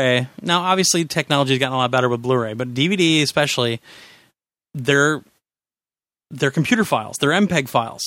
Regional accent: Kansas, United States; also born or lived in Nebraska; now in Wisconsin, United States; I'm from Kansas, had a farm in Nebraska, and I live in Wisconsin

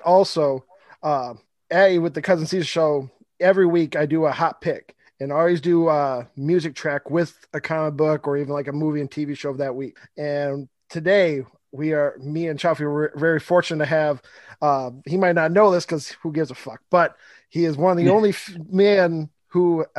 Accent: Michigan, United States; I'm also from Michigan

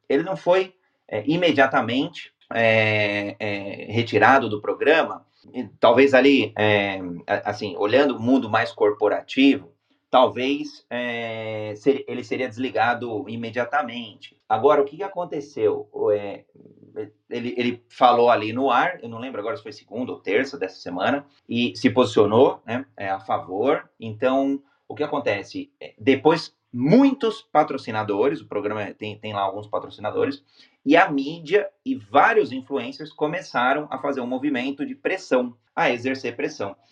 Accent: Brazil; brasileiro, homem cis, é brasileiro com orgulho

